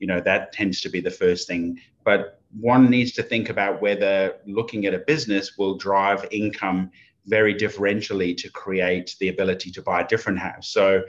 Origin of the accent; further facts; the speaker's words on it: Oxford, South East England, United Kingdom; accent: Oxford English; moved away as an adult; now in Australia; But it used to be pretty, you know, pretty Oxford, England kind of accent before.